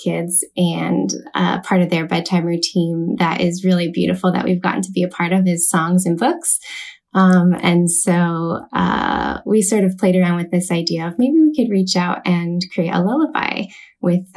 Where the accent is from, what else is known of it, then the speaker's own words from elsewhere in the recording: California, United States; moved away as an adult; now in Seattle, United States; I am originally from California, currently living in Seattle, Washington